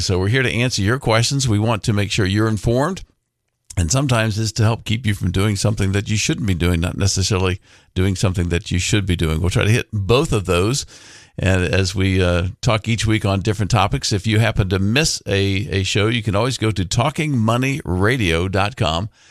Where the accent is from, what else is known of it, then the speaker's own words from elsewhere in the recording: Orlando, Florida, United States; I grew up in Orlando